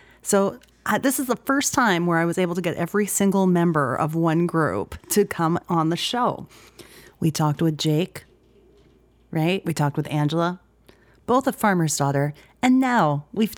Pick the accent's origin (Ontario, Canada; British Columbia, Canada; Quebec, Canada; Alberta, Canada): Alberta, Canada; Edmonton; my hometown, Edmonton